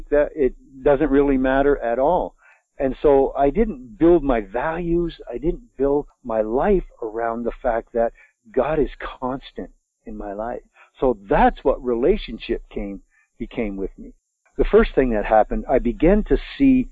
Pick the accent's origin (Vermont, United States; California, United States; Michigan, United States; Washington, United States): Vermont, United States; born or raised there